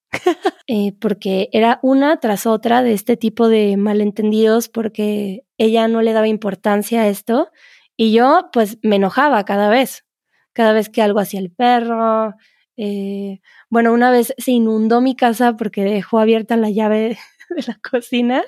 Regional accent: Mexico; en México

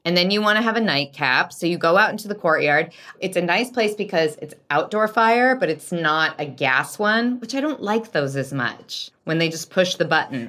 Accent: Salem, Oregon, United States; growing up in Salem, Oregon

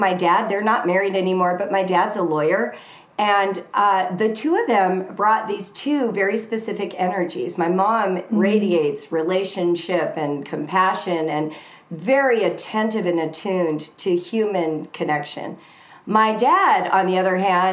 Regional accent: Southern California, United States; I'm from Southern California

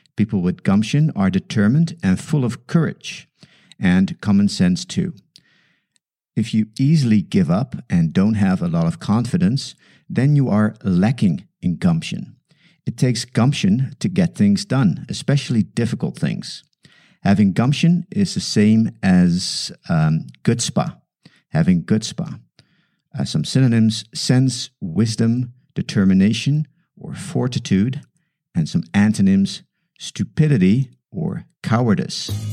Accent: Netherlands; English is a second language; moved away as an adult; now in South Africa; English is my second language. I emigrated from the Netherlands to South Africa when I was 24.

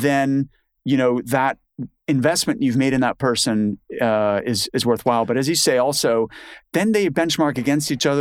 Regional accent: Canada; moved away as an adult; now in United Kingdom; I'm Canadian

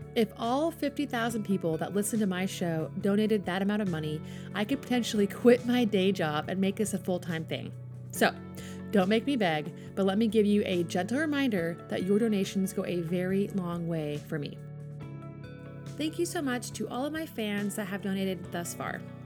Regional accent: Alaska, United States; my home state of Alaska

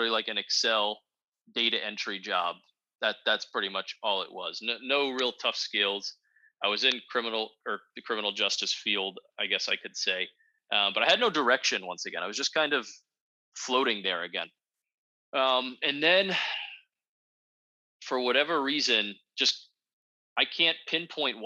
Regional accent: Northern Virginia, United States; I'm from the Northern Virginia area

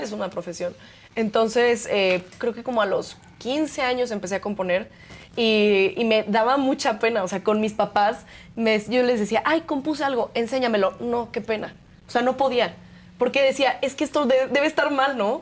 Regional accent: Mexico; nos definen como mexicanos, nuestra cultura

